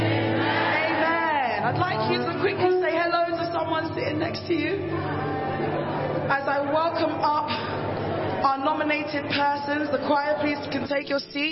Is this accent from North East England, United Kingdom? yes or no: no; London, United Kingdom; I'm a Londoner